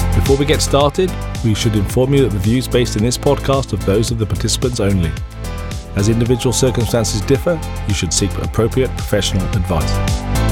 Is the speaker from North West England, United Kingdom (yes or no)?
no; South Wales, United Kingdom; moved away; I grew up in South Wales